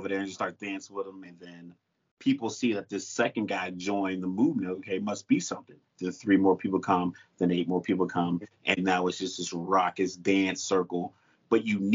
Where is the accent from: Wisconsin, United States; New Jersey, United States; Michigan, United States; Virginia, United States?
Virginia, United States; Newport News; moved away as an adult; I grew up in Newport News right next to Hampton